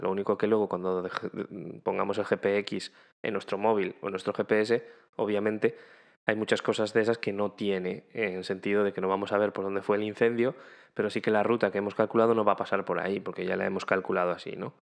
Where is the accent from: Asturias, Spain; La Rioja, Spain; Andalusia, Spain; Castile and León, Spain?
Asturias, Spain; moved away; en mi tierra, en las Asturias